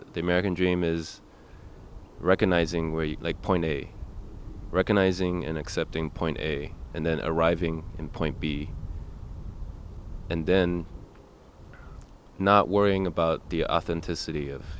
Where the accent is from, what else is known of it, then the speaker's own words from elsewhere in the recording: Canada; I'll tell people in Europe I have a Canadian passport, that I'm from Canada, when they ask me where I'm from.